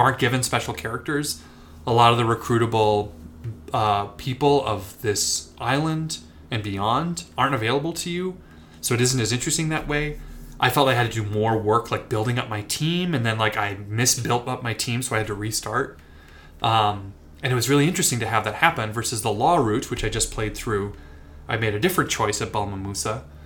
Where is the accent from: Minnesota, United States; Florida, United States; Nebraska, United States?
Minnesota, United States; Minneapolis; I grew up in the Twin Cities, Minneapolis, Minnesota.